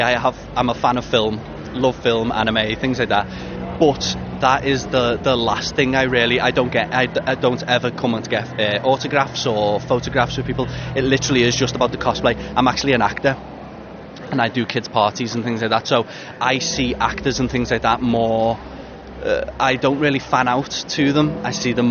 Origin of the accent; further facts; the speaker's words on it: Liverpool, North West England, United Kingdom; It doesn't matter how good Liverpool will be, it'll always be my hometown